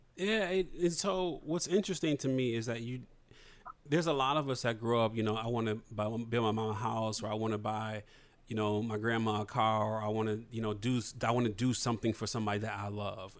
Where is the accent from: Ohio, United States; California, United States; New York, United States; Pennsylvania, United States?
Ohio, United States; Toledo; I'm from Toledo, which is like you know half an hour, forty five minutes from where you're from, in Detroit